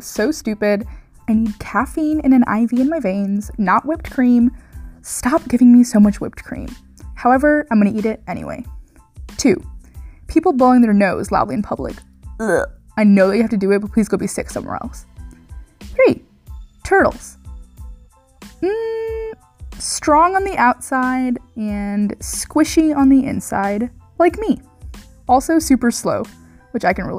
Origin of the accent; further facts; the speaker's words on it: St. Louis, Missouri, United States; moved away; I'm from Missouri. If you guys didn't know, I'm from St. Louis. I grew up in St. Louis